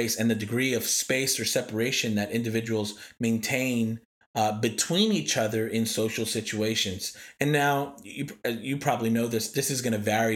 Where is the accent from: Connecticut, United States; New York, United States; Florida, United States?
New York, United States; moved away; also born or lived in East Coast; as a New Yorker